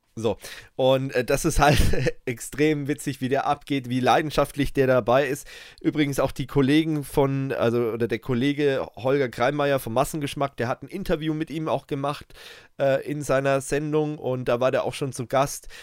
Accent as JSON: {"language": "German", "country": "Germany", "said": "bei uns in Deutschland"}